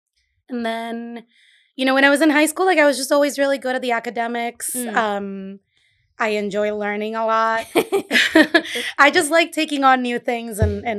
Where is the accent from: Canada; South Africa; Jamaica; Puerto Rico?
Puerto Rico; Caguas; also born or lived in Brooklyn / Boston; now in Providence, United States; I grew up in Puerto Rico. So okay. I grew up in in a town called Caguas. It's a valley, mm-hmm. Maybe 20 minutes inland from San Juan.